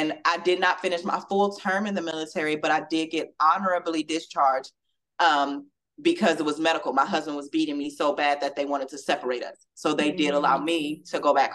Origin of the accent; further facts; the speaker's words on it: Southern California, United States; moved away as an adult; now in Louisville, United States; growing up in California